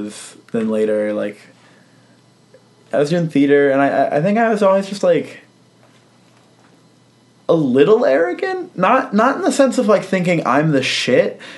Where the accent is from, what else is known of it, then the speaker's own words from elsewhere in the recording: Sterling, Virginia, United States; I'm from Sterling, Virginia. And same hometown as Patton Oswalt